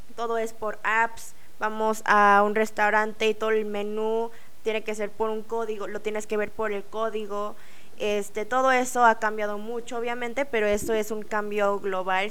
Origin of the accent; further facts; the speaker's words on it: Mexico; moved away as an adult; also born or lived in South Korea; cuando crecí en México, nuestra cultura asiática